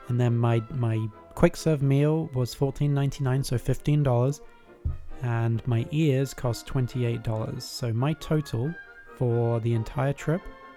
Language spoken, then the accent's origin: English; United Kingdom; I'm from the United Kingdom